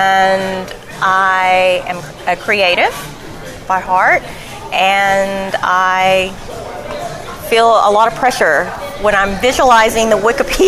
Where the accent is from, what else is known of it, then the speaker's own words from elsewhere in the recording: the South, United States; I'm from the South and I have baked my whole entire life, and cookies make people happy.